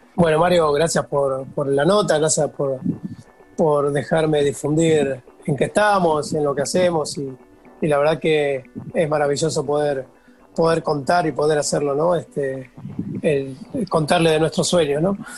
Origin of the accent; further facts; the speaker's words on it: San Pedro, Buenos Aires Province, Argentina; Yo soy de San Pedro